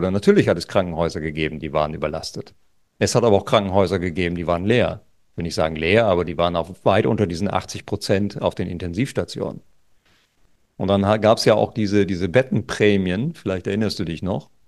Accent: Lower Saxony, Germany; Wir hatten zum Beispiel an der Küste, wo ich herkomme, an der Nordseeküste, da hatten wir eine Inzidenz von unter fünf.

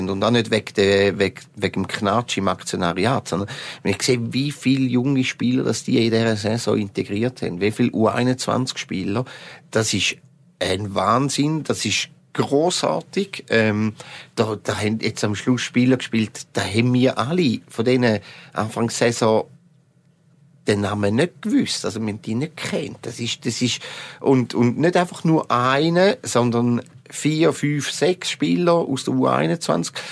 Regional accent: Eastern Switzerland, Switzerland; du als Zürcher, mehr als Ostschweizer, Dominik und ich. Wir können uns feiern

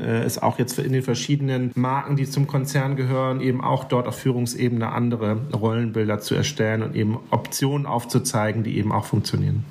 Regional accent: Germany; bei uns in Deutschland

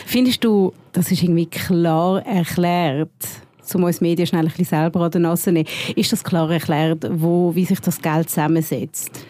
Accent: Switzerland; bei uns in der Schweiz

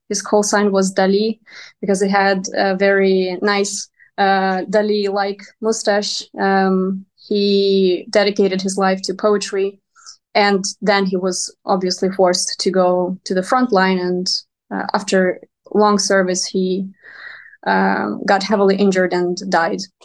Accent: Donetsk Oblast, Ukraine; moved away; I myself come from Donetsk region

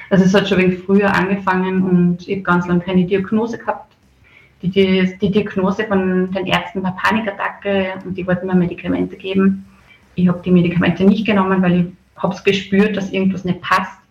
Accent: Bad Schallerbach, Upper Austria, Austria; now in Mondsee, Austria; Ja, ursprünglich komme ich aus äh, der Gegend Bad Schallerbach, äh, das Kirchen da, Sackenkirchen der Polsens nennt man den Ort, das ist schon Bezirk Everding. Aber ich lebe jetzt schon ganz lange im Mondsee seit 2012.

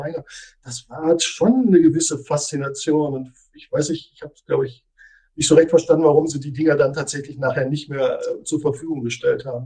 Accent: Germany; bei uns in Deutschland

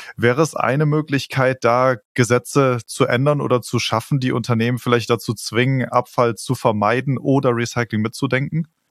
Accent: Germany; wir als Deutsche

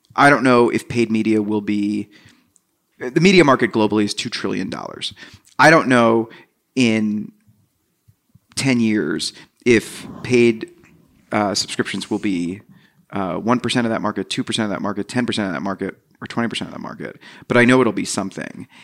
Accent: New Jersey, United States; I grew up in New Jersey

